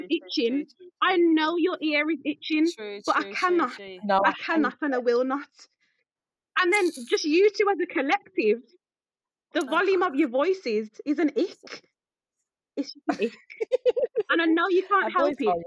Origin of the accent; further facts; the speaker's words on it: United Kingdom; also born or lived in Caribbean (ancestry); I'm so British